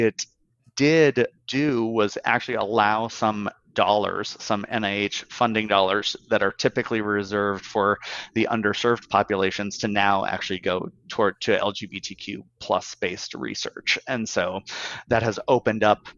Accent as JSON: {"language": "English", "town": "Bismarck", "region": "North Dakota", "country": "United States", "moved": "yes", "lives_now": "San Francisco, United States", "said": "I'm from Bismarck, North Dakota originally. I live in San Francisco now"}